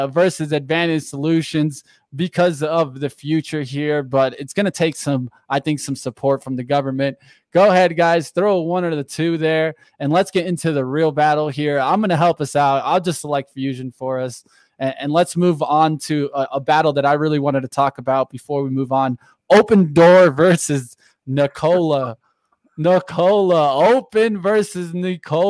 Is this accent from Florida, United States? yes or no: yes; South Florida, United States; I grew up in South Florida